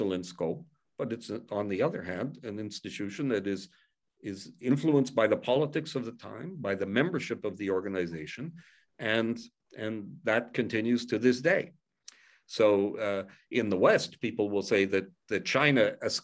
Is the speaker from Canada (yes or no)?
yes; Canada; I come from Canada